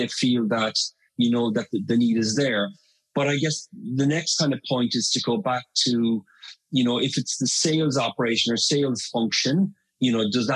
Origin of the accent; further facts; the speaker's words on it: Ireland; first language English; now in London, United Kingdom; I'm based in London, but I'm from Ireland